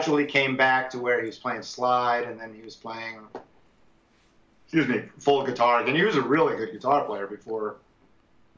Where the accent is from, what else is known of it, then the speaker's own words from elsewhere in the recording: New York, United States; moved away; also born or lived in San Francisco; I'm from New York